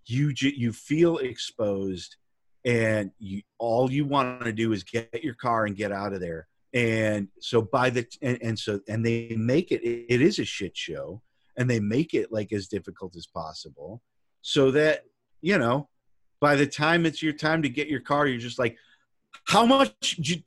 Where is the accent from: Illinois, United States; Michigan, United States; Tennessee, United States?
Illinois, United States; Chicago; I was born in Chicago. I was raised in Chicago. You know, we moved out of the city into the suburbs when I was a teenager